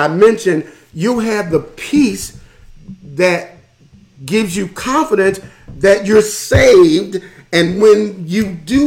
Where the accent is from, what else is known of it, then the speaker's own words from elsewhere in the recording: Philadelphia, Pennsylvania, United States; I'm from Philadelphia, the hood, North Philadelphia